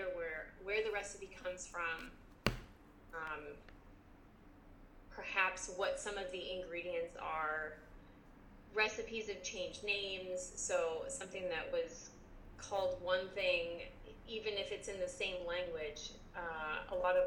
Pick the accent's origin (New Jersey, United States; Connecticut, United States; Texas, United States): New Jersey, United States; Jersey Shore; we grew up on the Jersey Shore area